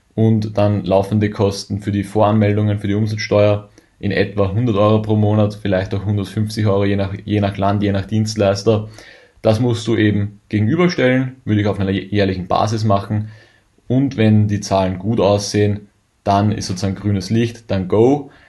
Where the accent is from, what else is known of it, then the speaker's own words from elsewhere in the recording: Germany; als Deutscher